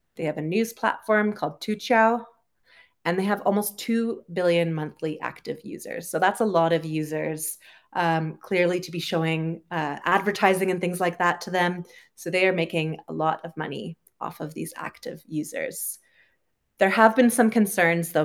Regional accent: Canada; moved away as an adult; also born or lived in United Kingdom; I'm originally from Canada, uh, lived in the U K for a while, and currently I am traveling

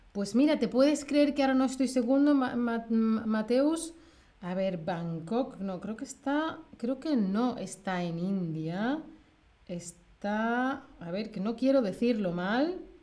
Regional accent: Seville, Andalusia, Spain; soy de España, de Sevilla, en el sur de España.

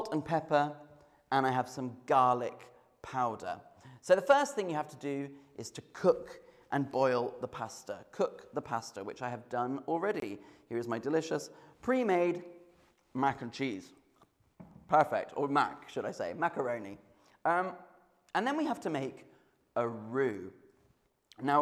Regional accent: United Kingdom; I am British

